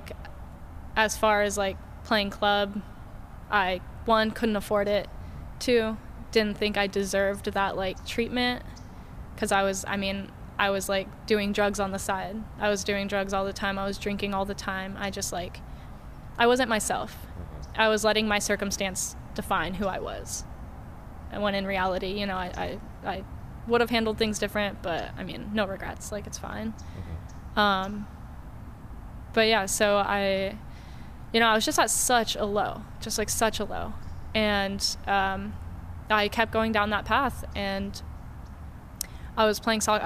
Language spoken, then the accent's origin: English; San Diego, California, United States; also born or lived in North Carolina; I grew up in San Diego. Mm-hmm. Then I went. So my mom passed away when I was little. And so when I was about 8 years old, my dad moved us to North Carolina mm-hmm. for 7 years. And then moved back to San Diego when I was 15.